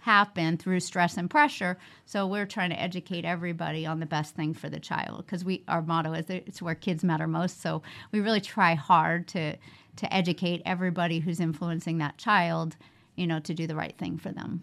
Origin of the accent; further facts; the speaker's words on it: New York, United States; moved away as an adult; also born or lived in Oklahoma; now in Las Vegas, United States; I grew up in New York